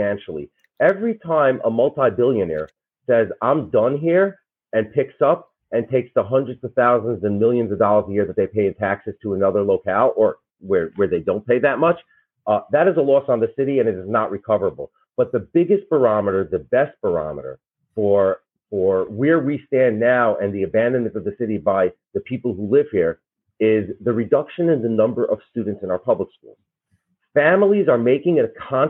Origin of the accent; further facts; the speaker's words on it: New York City, New York, United States; We are from Brooklyn